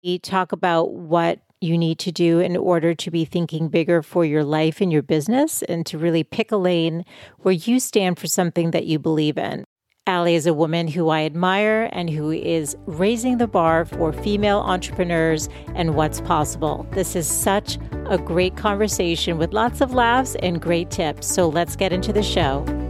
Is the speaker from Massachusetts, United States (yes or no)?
yes; Boston, Massachusetts, United States; moved away as an adult; now in San Diego, United States; I'm from Boston originally. We moved out to San Diego five years ago